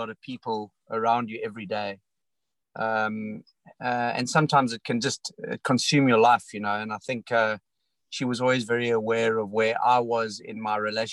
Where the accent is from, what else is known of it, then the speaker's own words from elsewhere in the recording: South Africa; I came from a rugby and cricket background as a South African